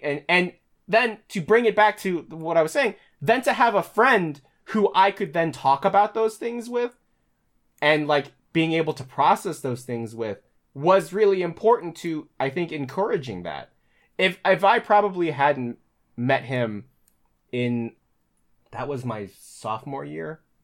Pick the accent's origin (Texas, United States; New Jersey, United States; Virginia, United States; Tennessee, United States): Virginia, United States; Chesapeake; also born or lived in Luray, Virginia; now in New York, United States; Chesapeake, Hampton Roads, that's where I grew up